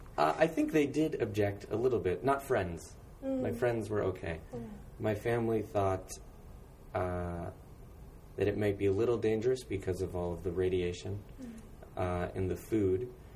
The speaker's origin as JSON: {"language": "English", "town": "San Francisco", "region": "California", "country": "United States", "moved": "as an adult", "lives_now": "Tokyo, Japan", "said": "I'm from San Francisco"}